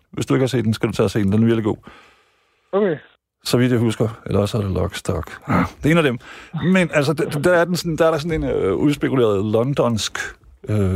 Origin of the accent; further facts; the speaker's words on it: Jutland, Denmark; Der har vi som jyder måske nok fejlet lidt, ikke?